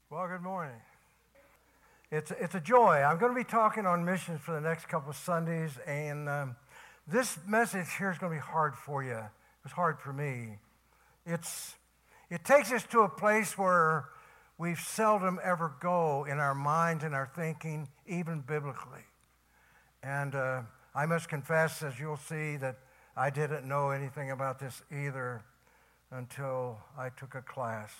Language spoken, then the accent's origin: English; Tennessee, United States; I was from Tennessee